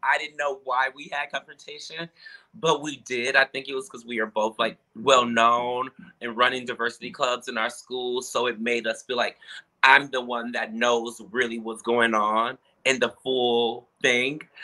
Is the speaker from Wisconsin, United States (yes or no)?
yes; Milwaukee, Wisconsin, United States; moved away as an adult; now in Chicago, United States; I grew up in Milwaukee, Wisconsin with my parents